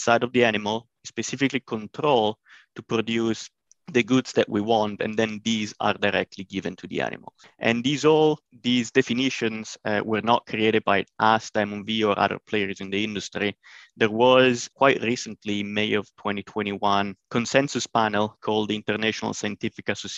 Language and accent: English; northern Italy, Italy; moved away as an adult; also born or lived in Illinois, United States; now in United States; I'm originally from Northern Italy, but I came in the US around 2014 to undergo my PhD studies at University of Illinois